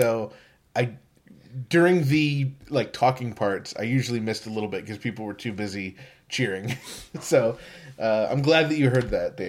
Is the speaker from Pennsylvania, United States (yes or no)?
yes; Pittsburgh, Pennsylvania, United States; Great to be at my hometown of Pittsburgh.